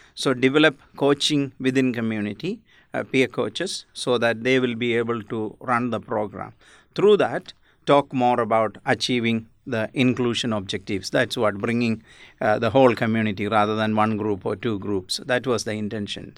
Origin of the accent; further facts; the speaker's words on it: India; now in Australia; I I'm basically from India